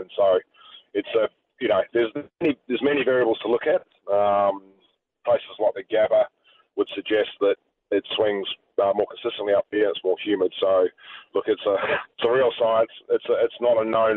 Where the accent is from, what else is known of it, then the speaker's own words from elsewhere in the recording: New Zealand; moved away as an adult; now in New South Wales, Australia; I've got the silver fern tattooed on my chest, and I'm a New Zealander